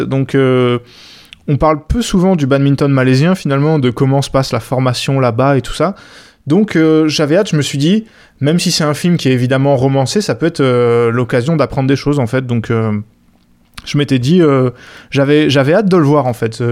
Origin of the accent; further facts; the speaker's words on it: France; en tant que Français